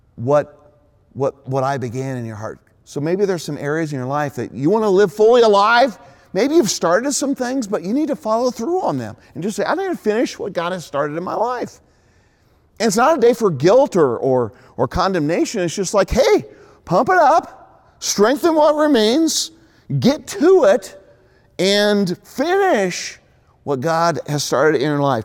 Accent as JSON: {"language": "English", "country": "United States", "said": "as Americans"}